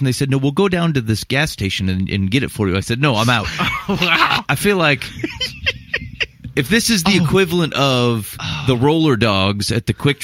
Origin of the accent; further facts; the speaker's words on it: United States; I was from the United States